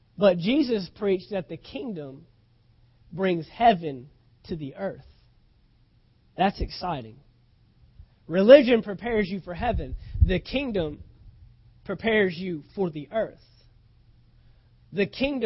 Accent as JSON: {"language": "English", "country": "United States", "tie": "born or raised there", "said": "we're American citizens because we were born in this nation"}